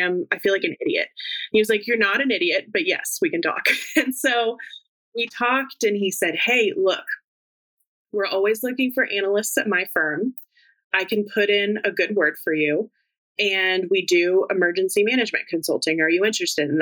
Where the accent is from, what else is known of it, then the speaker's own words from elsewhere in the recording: Fort Worth, Texas, United States; now in Washington, D.C., United States; my hometown, Fort Worth